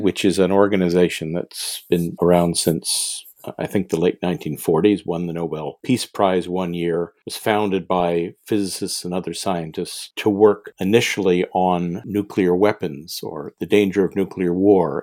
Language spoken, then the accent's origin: English; Montreal, Quebec, Canada; I'm originally from Montreal. I went to McGill University here